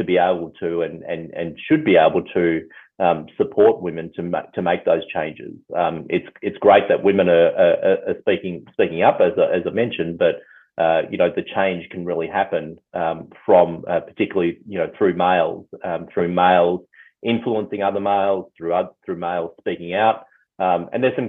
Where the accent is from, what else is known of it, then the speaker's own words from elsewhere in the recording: Mount Eliza, Victoria, Australia; I grew up on the Mornington Peninsula, grew up in Mount Eliza